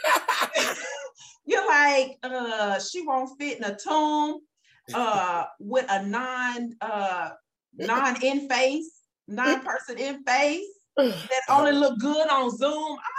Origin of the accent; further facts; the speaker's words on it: Houston, Texas, United States; I'm from Houston